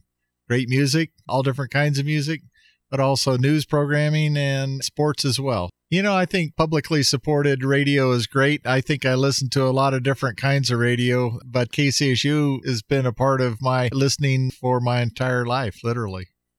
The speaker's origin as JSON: {"language": "English", "town": "Fort Collins", "region": "Colorado", "country": "United States", "tie": "born or raised there", "said": "I grew up in Fort Collins"}